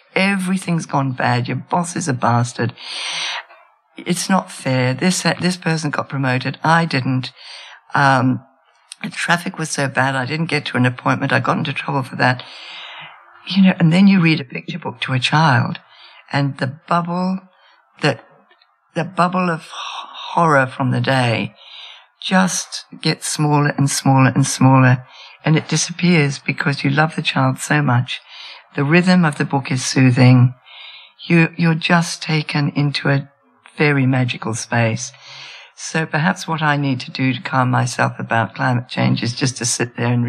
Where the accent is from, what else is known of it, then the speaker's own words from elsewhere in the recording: Australia; I'm Australian too.